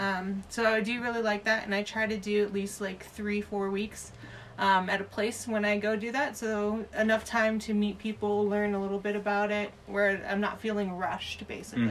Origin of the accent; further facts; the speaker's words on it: Southern California, United States; moved away as an adult; Had three years away from the States, where originally I'm from Southern California